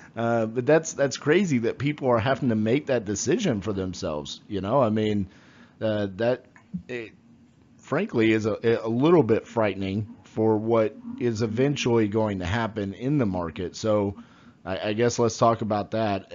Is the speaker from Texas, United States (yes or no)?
yes; Fort Worth, Texas, United States; I'm from Fort Worth, Texas